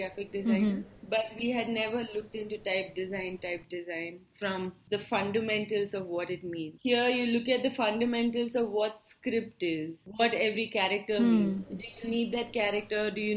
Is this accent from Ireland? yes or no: no; Bangalore, Karnataka, India; first language Tulu; English is a second language; I grew up in Bangalore, so I'm very comfortable in Kannada.